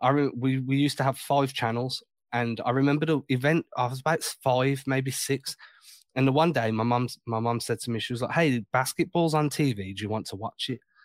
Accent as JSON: {"language": "English", "region": "England", "country": "United Kingdom", "tie": "born or raised there", "said": "Growing up in England"}